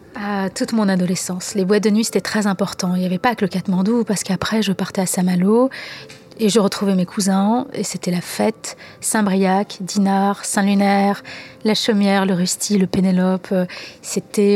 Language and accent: French; Algeria; moved away; mon enfance en Algérie